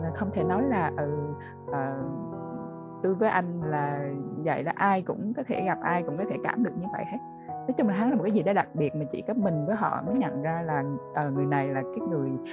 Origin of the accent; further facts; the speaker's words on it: Central Vietnam, Vietnam; accent: Central Vietnamese; mình là người ở miền Trung á nên là nhiều hồi có thể là trong cái cuộc nói chuyện mình lỡ nói giọng miền Trung